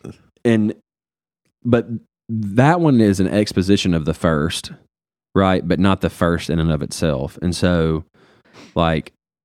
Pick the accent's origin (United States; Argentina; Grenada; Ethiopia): Grenada; I'm from Grenada, bro.